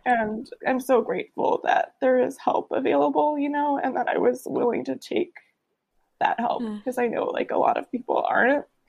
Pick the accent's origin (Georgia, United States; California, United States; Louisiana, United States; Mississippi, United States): California, United States; San Francisco; I grew up in San Francisco